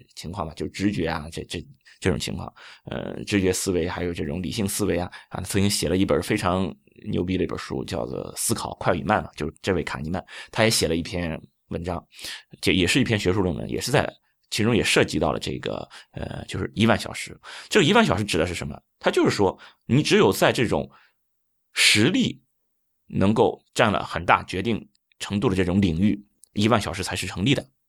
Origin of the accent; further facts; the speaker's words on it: China; 我们中国人